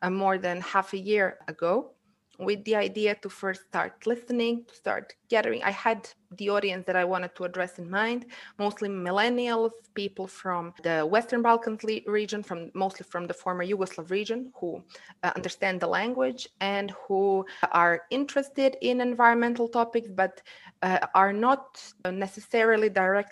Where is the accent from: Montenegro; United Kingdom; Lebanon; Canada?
Montenegro; Ulcinj, Ulcinj Municipality; English is a second language; moved away as an adult; now in Podgorica, Montenegro; I'm from Olcin, from the Montenegrin seaside, currently living in Podgorica, the capital city.